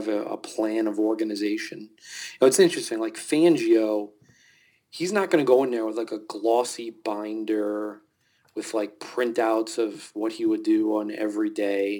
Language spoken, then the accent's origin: English; New York, United States; I grew up in New York